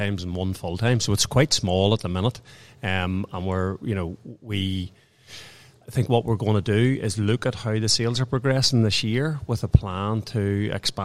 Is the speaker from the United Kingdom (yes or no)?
yes; Lurgan, Northern Ireland, United Kingdom; So it's quite a beautiful place, as we all know, being from here